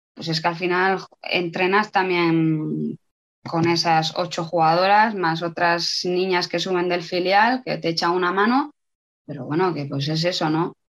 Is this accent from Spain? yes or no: yes; Spain; moved away as an adult; also born or lived in Logroño / Burela / Italy; hace muchos años que me fui de España